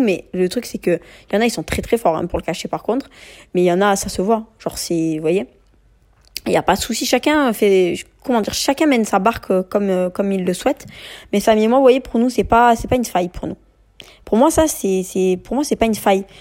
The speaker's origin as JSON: {"language": "French", "country": "France", "also_born_or_lived": "Marseille", "said": "On est des Français de confession musulmane"}